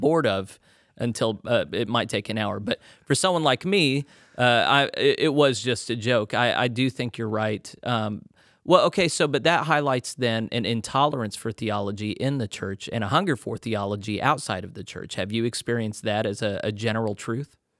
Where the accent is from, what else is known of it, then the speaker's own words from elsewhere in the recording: Texas, United States; moved away; also born or lived in Conway, Arkansas / Little Rock, Arkansas; I was born in Texas.